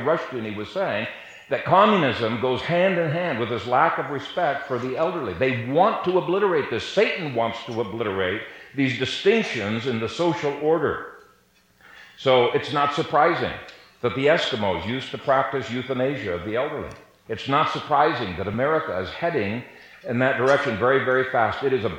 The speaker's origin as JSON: {"language": "English", "country": "Ethiopia", "tie": "born or raised there", "said": "I grew up in Ethiopia. My parents were missionaries there for 30 years"}